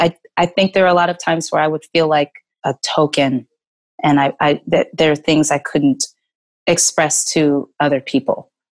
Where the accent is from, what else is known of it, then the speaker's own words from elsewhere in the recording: Texas, United States; and then growing up in Texas, I experienced some things that the other girls weren't experiencing.